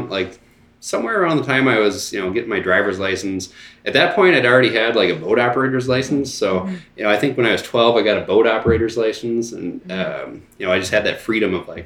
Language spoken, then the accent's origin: English; Sault Ste. Marie, Michigan, United States; we grew up on the St. Mary's River in Sault Ste. Marie. So, like, we had a boat lift. The boat was literally right there.